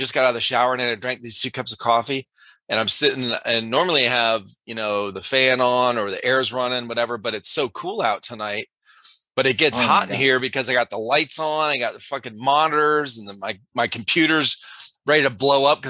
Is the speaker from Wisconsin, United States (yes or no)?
no; Cleveland, Ohio, United States; moved away as an adult; growing up in Cleveland, Ohio, around, you know, a bunch of cold and snow and everything.